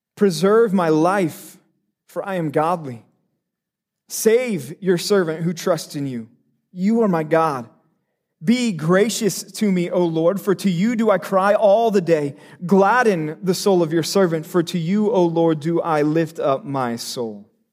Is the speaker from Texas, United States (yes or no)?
yes; Texas, United States; moved away; I'm from Texas